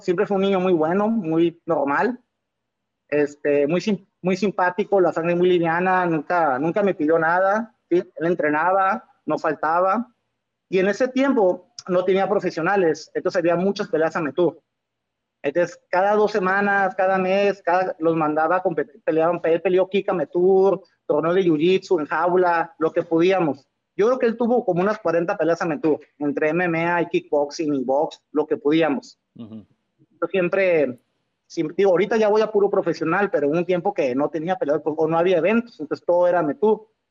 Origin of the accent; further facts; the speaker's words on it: Tijuana, Baja California, Mexico; como tijuanense, como mexicano